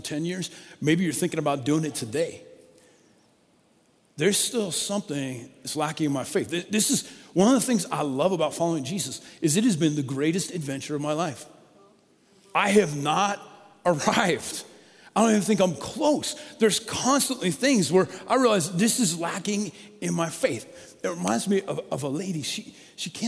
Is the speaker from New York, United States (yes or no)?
no; Colorado, United States; I grew up in Colorado